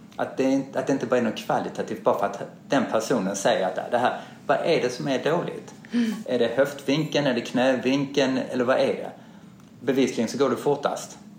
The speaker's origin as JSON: {"language": "Swedish", "town": "Malmö", "region": "Skåne", "country": "Sweden", "tie": "born or raised there", "moved": "yes", "lives_now": "Stockholm, Sweden", "said": "jag är uppvuxen i Malmö"}